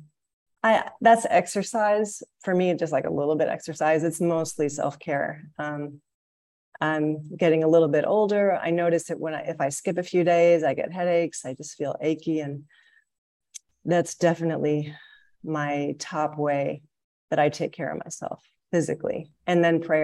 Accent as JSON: {"language": "English", "region": "Missouri", "country": "United States", "moved": "as an adult", "lives_now": "Malaysia", "said": "I am a member of the Midwestern region, because I'm from Missouri."}